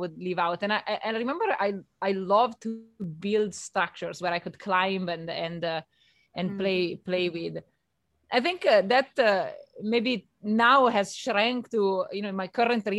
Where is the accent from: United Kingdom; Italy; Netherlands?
Italy; moved away; I grew up in Italy